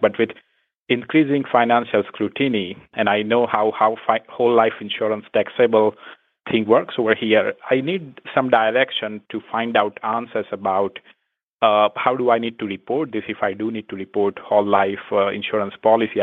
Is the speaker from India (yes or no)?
yes; India; moved away as an adult; I'm originally from India